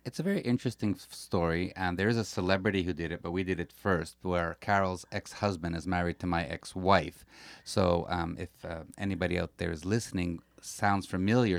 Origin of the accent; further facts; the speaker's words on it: Montreal, Quebec, Canada; We are from Montreal